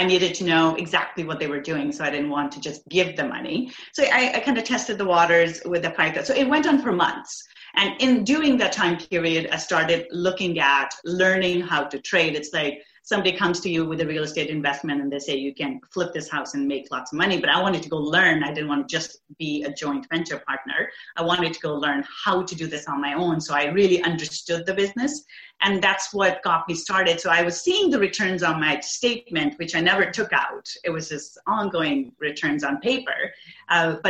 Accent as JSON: {"language": "English", "country": "India", "tie": "born or raised there", "moved": "yes", "lives_now": "Canada", "said": "So I grew up in India. I moved to Canada 20 years ago."}